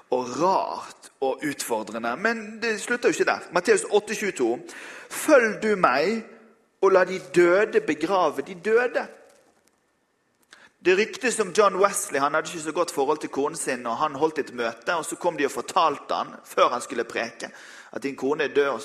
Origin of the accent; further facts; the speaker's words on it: Western Norway, Norway; Nå er jeg vestlending, så jeg kan jo ha tatt med meg et garn.